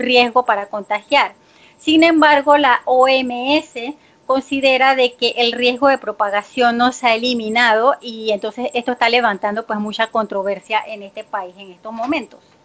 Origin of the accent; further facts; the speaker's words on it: Panama; soy panameña